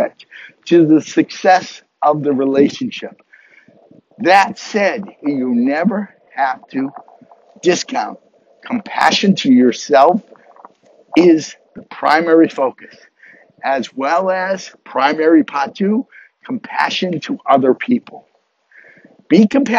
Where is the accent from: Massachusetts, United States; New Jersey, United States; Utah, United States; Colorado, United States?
Massachusetts, United States; near Harvard University; growing up near Harvard University